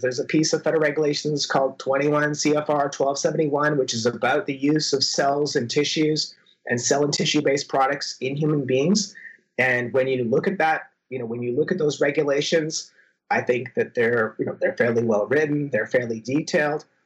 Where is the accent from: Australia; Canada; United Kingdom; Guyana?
Canada; moved away as an adult; now in Minnesota, United States; I'm a Canadian citizen